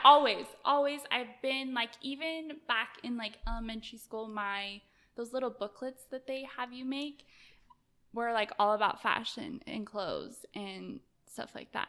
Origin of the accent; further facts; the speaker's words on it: Salt Lake City, Utah, United States; I grew up in Salt Lake, and, um, I came from, I would say, like, a lower class family